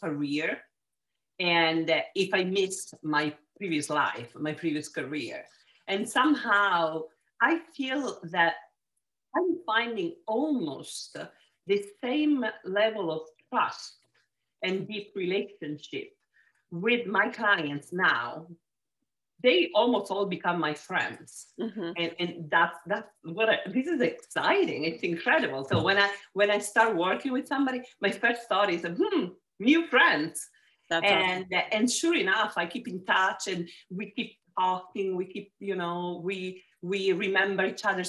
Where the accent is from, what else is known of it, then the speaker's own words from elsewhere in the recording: Palermo, Sicily, Italy; accent: Italian; English is a second language; moved away as an adult; also born or lived in Genoa, Italy; now in United States; I was born and raised in Sicily, in Palermo